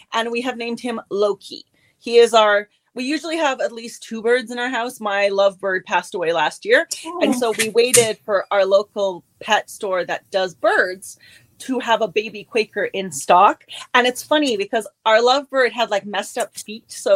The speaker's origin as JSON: {"language": "English", "town": "Pelee Island", "region": "Ontario", "country": "Canada", "tie": "born or raised there", "also_born_or_lived": "Germany / Waterloo, Ontario", "moved": "as an adult", "said": "I was born in Germany and then I grew up on Peely Island, which is the most southern point in Canada. And now I live in Waterloo, Ontario"}